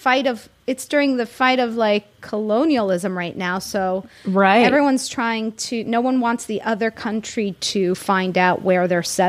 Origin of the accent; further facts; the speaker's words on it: Florida, United States; I'm from Florida.